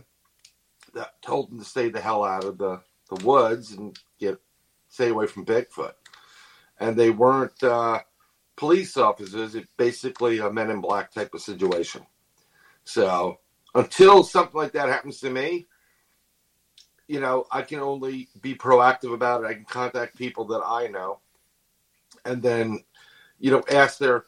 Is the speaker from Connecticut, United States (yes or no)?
no; New York City, New York, United States; being born and raised in New York City